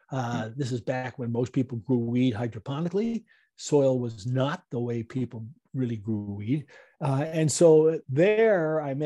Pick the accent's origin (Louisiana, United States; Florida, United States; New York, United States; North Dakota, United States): New York, United States; I grew up in New York.